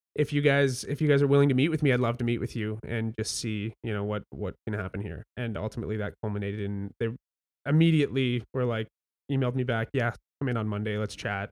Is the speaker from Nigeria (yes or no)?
no; Welland, Ontario, Canada; I grew up in Welland